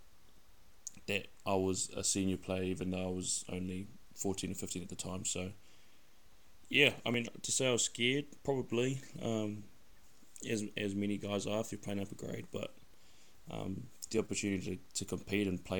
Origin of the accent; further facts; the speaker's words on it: Wellington, New Zealand; I'm from Wellington, bro. So grew up in Kilburnie, Wellington